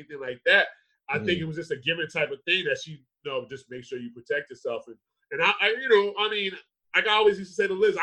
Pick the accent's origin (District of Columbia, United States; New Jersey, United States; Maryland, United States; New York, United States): New Jersey, United States; Edison; we grew up in Edison